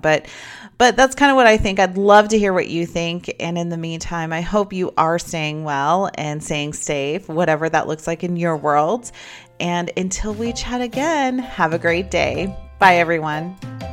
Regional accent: United States; a American citizen

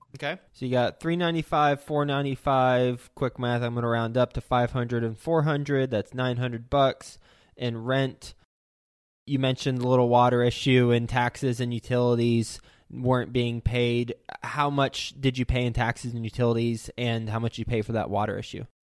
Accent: Flint, Michigan, United States; I was born in Flint.

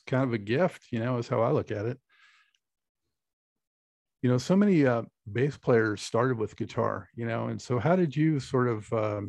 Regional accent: Los Angeles, California, United States; I'm originally from Los Angeles, so, you know, down California a bit

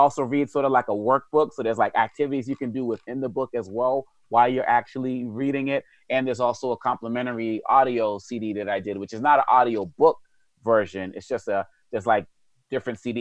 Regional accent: Boston, Massachusetts, United States; when I was a kid, you know, growing up in Boston with this African name and African background

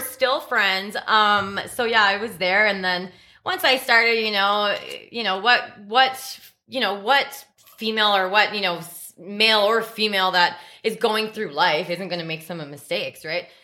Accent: Red Deer, Alberta, Canada; also born or lived in Victoria, British Columbia; I ended up actually moving to Red Deer, Alberta. Moved in with my father when I was around seven or eight years old there

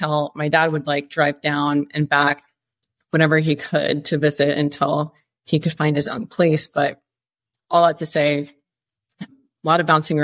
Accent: Iowa, United States; moved away as an adult; also born or lived in Dallas, Texas / Colorado; I'm from Iowa. All we have is corn and cows and pastures. There's nothing taller than a house. At least from where I grew up

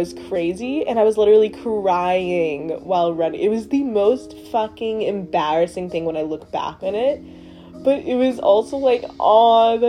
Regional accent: Trinidad & Tobago; I'm black, I'm Trinidadian

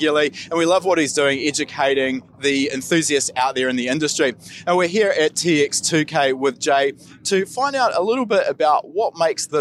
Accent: New Zealand; we're Kiwi

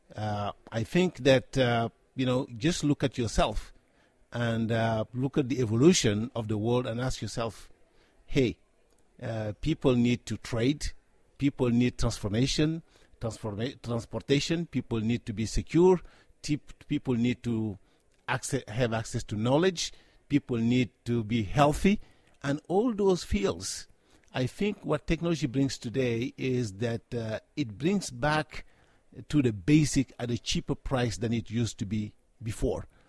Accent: Senegal; I was born and raised in Africa, specifically in Senegal

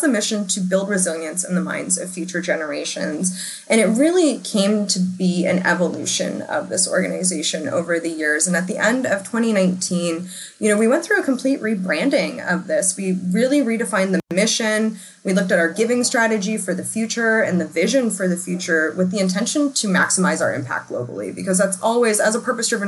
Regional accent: United States; as an American

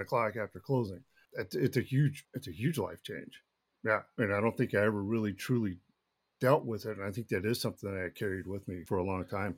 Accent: Duncanville, Texas, United States; also born or lived in Austin, Texas; I was born in Austin, Texas, grew up in, in, uh, Dallas, Texas, in a little town, uh, Duncanville

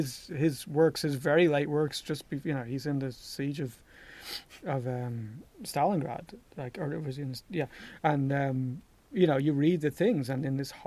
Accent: Ireland; I'm from Ireland

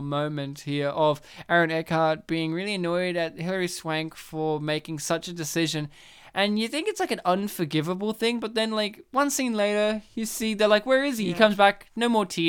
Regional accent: New South Wales, Australia; now in Victoria, Australia; I am from New South Wales.

